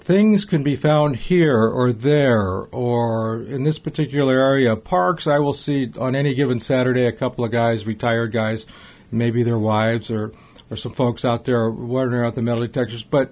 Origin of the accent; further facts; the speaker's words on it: Los Angeles, California, United States; I'm from Los Angeles. The home I was raised in was built in 1908